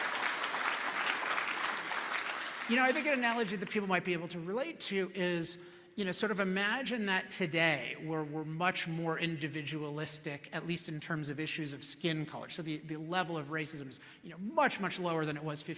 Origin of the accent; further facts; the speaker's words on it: Chevy Chase, Maryland, United States; now in California, United States; I grew up in Chevy Chase, Maryland, which is a suburb of Washington, D.C.